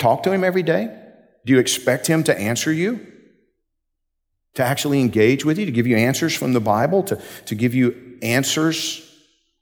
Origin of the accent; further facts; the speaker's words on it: Georgia, United States; I'm from Georgia